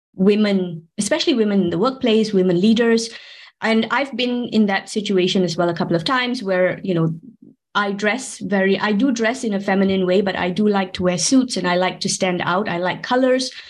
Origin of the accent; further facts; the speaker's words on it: Malaysia; moved away as an adult; now in Switzerland; I'm actually from Malaysia, but I've been working and living here in Switzerland for about 18 years now.